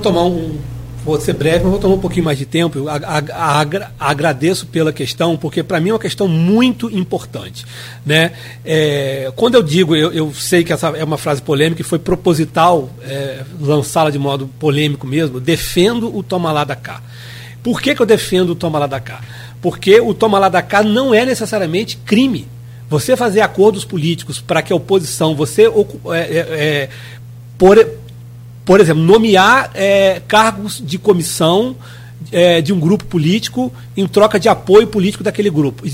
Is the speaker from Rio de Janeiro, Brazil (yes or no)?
yes; Rio de Janeiro, Brazil; eu sou interiorano